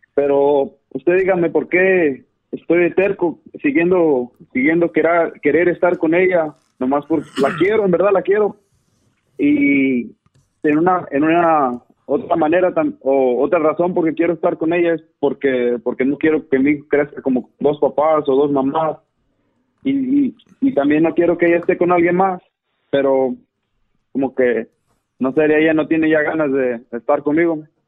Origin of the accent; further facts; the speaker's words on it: Zacatecas, Mexico; now in North Carolina, United States; nací aquí en Norte Carolina, pero ah, fui criado en Zacatecas